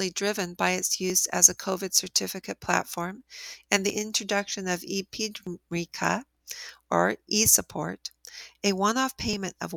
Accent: United States; as an American

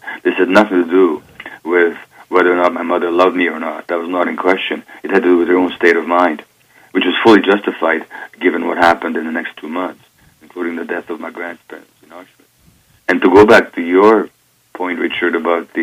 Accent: Budapest, Hungary; I was born in Budapest, Hungary, in 1944, January, so 71 and a half years ago now.

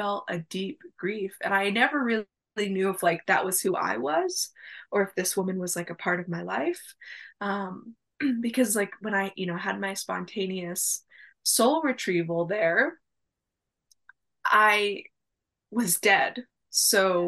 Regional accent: Arizona, United States; moved away; also born or lived in Maine; I'm from Arizona, and I moved to Maine twice

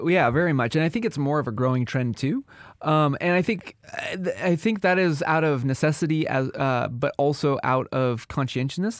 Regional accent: Washington, United States; we, we come from the Apple State

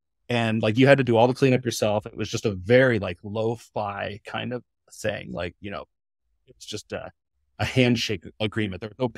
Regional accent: Midwest, United States; remember, I came from the Midwest.

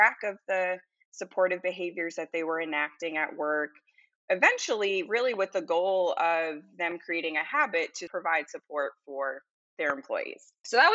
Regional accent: Salem, Massachusetts, United States; moved away as an adult; also born or lived in Colorado / Louisiana; now in Baton Rouge, United States; I grew up in Salem, Massachusetts

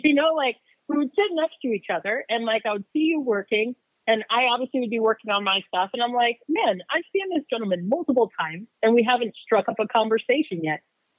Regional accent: Phoenix, Arizona, United States; also born or lived in Uganda; I am 37 years old. I grew up mainly in Phoenix, but like you said, originally from Uganda, Africa, and then I came here when I was about 8 years old.

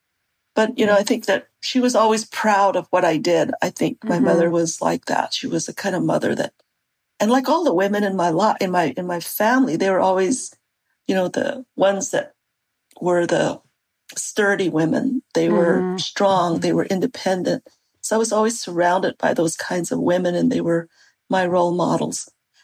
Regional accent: United States; first language Navajo; English is a second language; Navajo is my first language.

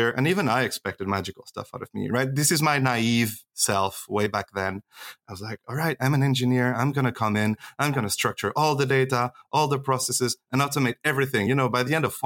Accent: Switzerland; I grew up in Switzerland

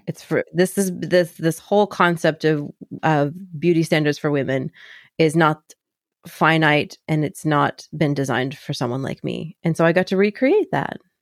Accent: Kentucky, United States; I grew up in Kentucky

